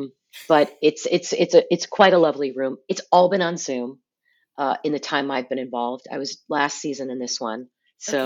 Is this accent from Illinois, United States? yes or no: no; California, United States; growing up in California